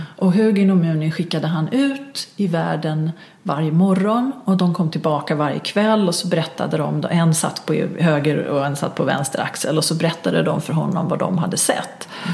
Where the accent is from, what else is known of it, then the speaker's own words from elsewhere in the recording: Stockholm, Stockholm County, Sweden; som stockholmare, stockholmare